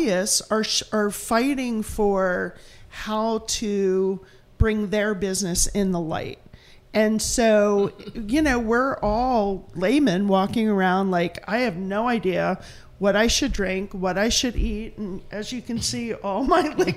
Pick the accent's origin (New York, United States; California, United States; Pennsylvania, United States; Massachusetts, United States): Pennsylvania, United States; Philadelphia; moved away; I'm from Philadelphia